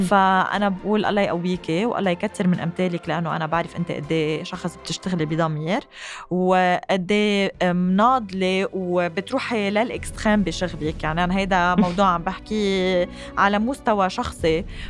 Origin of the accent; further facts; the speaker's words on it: Lebanon; ونحن كشعب لبناني